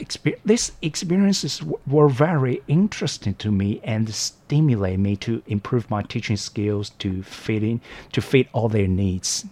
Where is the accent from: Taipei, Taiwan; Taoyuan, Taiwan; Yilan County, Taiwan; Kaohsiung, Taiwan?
Taoyuan, Taiwan; moved away as an adult; now in Hualien, Taiwan; I'm from a very small area called Longgang in Taoyuan.